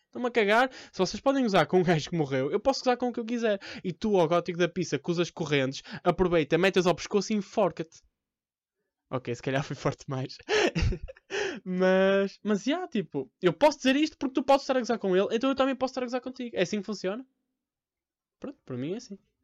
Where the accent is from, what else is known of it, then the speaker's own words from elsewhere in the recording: Porto, Norte, Portugal; Eu sou do Porto há 20 anos